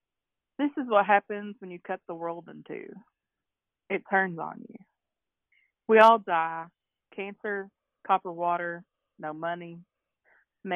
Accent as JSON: {"language": "English", "town": "Beattyville", "region": "Kentucky", "country": "United States", "moved": "as an adult", "lives_now": "Lexington, United States", "said": "I'm a writer from East Kentucky. I'm originally from Beattyville, and right now I live in Lexington."}